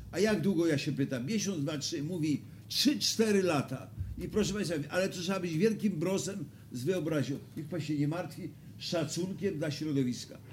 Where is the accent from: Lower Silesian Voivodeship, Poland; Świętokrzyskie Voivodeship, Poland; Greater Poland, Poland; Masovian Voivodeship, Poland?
Lower Silesian Voivodeship, Poland; Wrocław; jako wrocławianin